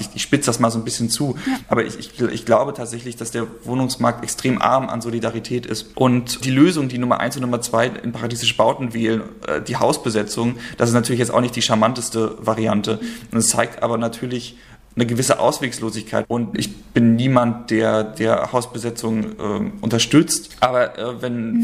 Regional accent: Rostock, Mecklenburg-Vorpommern, Germany; moved away as an adult; also born or lived in Thuringia / Leipzig; now in Hamburg, Germany; Also ich bin ursprünglich in Thüringen geboren, aber dann gleich äh, nach Rostock gezogen und äh, das ist quasi die Zeit gewesen, in der ich aufgewachsen bin, bis ich 19 geworden bin

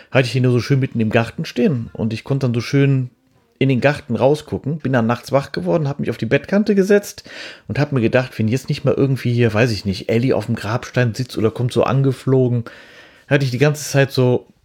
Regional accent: Cologne, North Rhine-Westphalia, Germany; born there; Sie soll an einem Blinddarmdurchbruch und Tuberkulose im Kalker Krankenhaus gestorben sein, da wo ich geboren bin.

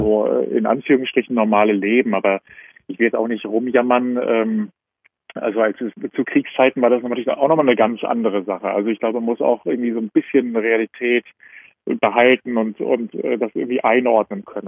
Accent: Germany; moved away as an adult; now in Vienna, Austria; ich komme ja aus Deutschland, aber wohne jetzt gerade in Wien

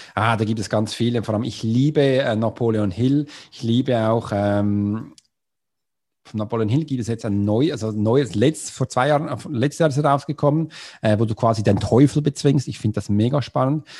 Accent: Switzerland; Swiss ist für das Land, wo ich herkomme

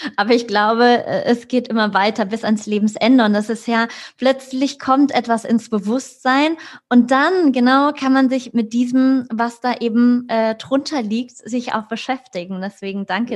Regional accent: Frankfurt, Hesse, Germany; ich komme aus Frankfurt, ja, Großstadt

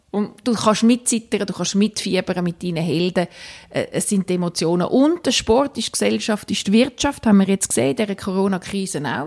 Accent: Winterthur, Zurich, Switzerland; now in Rapperswil-Jona, Switzerland; Ich bin in Winterthur aufgewachsen, lebe jetzt mit der Familie in Rapperschwil-Jona.

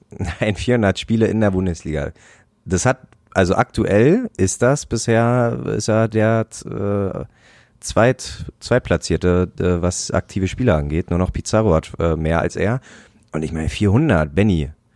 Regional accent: Brandenburg, Germany; moved away; Ich bin in einem kleinen Kaff groß geworden in Brandenburg

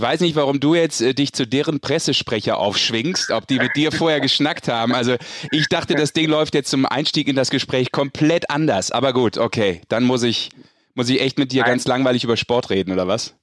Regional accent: Düsseldorf, North Rhine-Westphalia, Germany; Dem gebürtigen Düsseldorfer.

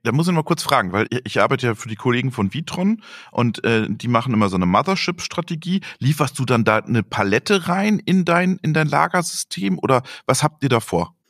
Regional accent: Greven, North Rhine-Westphalia, Germany; aus meiner Heimat, aus Gräfen

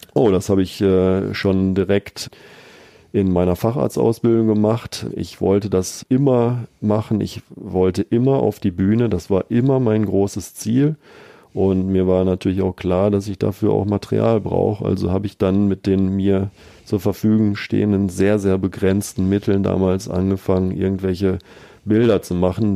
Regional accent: Bielefeld, North Rhine-Westphalia, Germany; also born or lived in Münster / Paderborn; meiner Heimatstadt Bielefeld

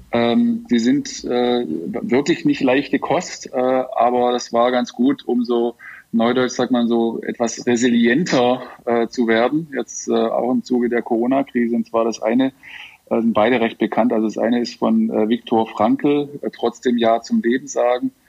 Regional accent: Schramberg, Baden-Württemberg, Germany; now in Shanghai, China; was sozusagen in meiner Heimatstadt Schramberg los ist.

